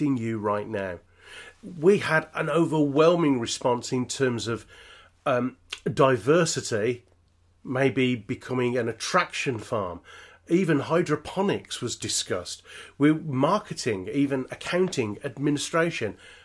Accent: Birmingham, West Midlands, United Kingdom; accent: Peaky Blinder; me being a Brummie

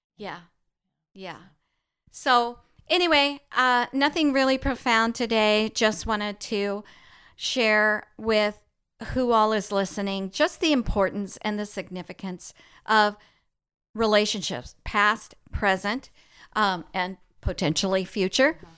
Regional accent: El Paso, Texas, United States; we grew up in El Paso, Texas

